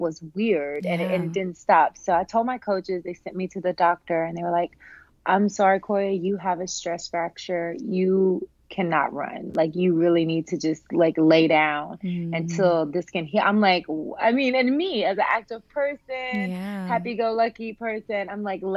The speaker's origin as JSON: {"language": "English", "town": "Humboldt", "region": "Tennessee", "country": "United States", "tie": "born or raised there", "said": "I am a Southern girl. I'm from Humboldt, Tennessee"}